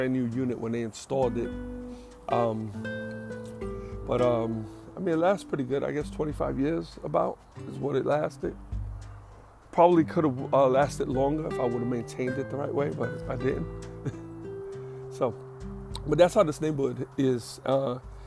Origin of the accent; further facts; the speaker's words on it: New York, United States; moved away as an adult; also born or lived in Bronx; I'm a New Yorker. I'll be in New York my whole life.